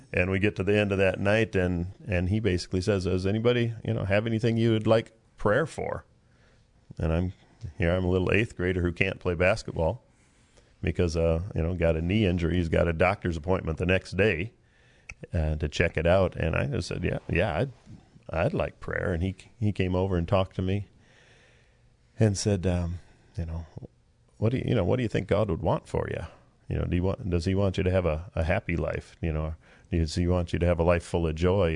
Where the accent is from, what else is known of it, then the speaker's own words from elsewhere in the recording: Prinsburg, Minnesota, United States; moved away; I'm from Minnesota, West Central Minnesota. And last time I remember in our little town called Prinsburg